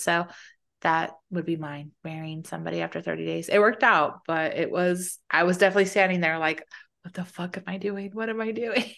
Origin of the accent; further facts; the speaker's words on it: Arizona, United States; I grew up in Arizona, so it was hot